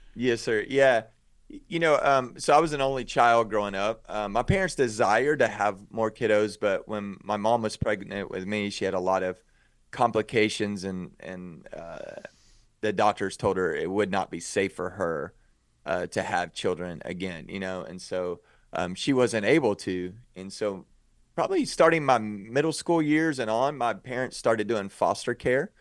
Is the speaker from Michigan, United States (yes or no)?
no; outside of Waco, Texas, United States; also born or lived in Dallas, Texas; I grew up outside of Waco, Texas